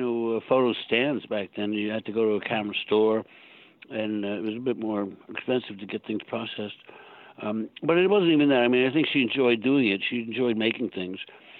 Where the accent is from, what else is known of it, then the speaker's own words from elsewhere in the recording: Long Island, New York, United States; No, I grew up on Long Island.